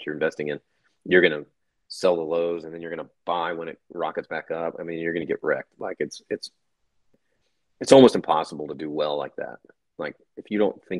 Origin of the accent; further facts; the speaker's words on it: United States; me being an American